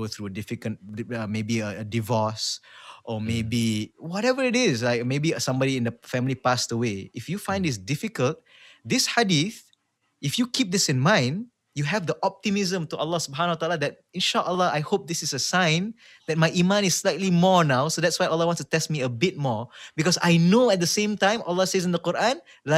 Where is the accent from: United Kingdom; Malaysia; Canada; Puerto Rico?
Malaysia; I'm saying this as a Malaysian myself